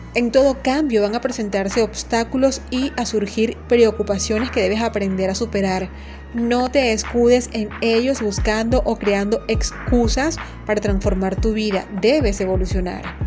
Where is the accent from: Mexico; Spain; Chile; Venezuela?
Venezuela; moved away as an adult; now in Honduras; soy venezolana